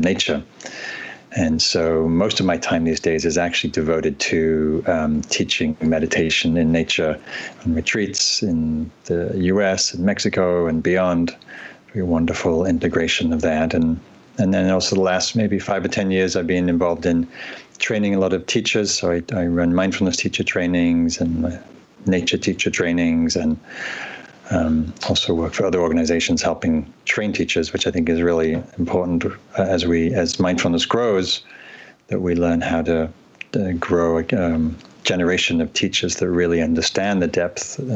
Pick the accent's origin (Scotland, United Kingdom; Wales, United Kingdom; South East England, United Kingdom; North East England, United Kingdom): North East England, United Kingdom; Northumberland; moved away as an adult; also born or lived in London / Asia; now in North America; So I am from England originally. I grew up in Northern England in Northumberland.